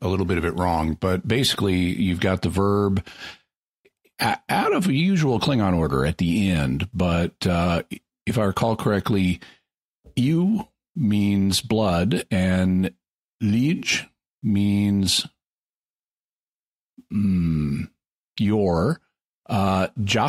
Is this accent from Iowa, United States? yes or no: no; Fayetteville, Arkansas, United States; moved away; also born or lived in California; I'm very happy to be back in my hometown, which is Fayetteville, Arkansas. I was in California for 30 years